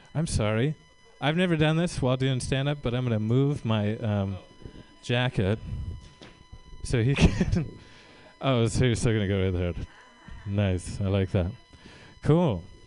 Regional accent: Tracy, California, United States; I'm from uh, the Central Valley. I'm from Tracy

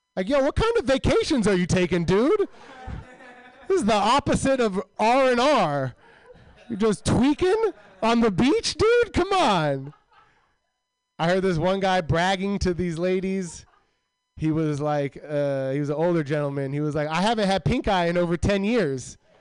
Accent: Milpitas, California, United States; I'm from Milpitas

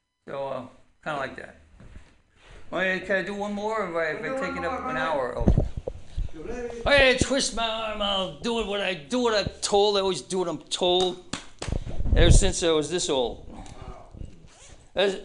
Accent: Newark, New Jersey, United States; moved away; my hometown of Newark, New Jersey

